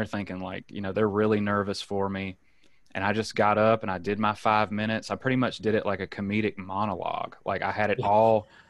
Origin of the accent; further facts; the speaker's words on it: Alabama, United States; moved away as an adult; also born or lived in Gulfport, Mississippi; now in San Diego, United States; I'm originally from Alabama. I started doing stand up there when I was 18.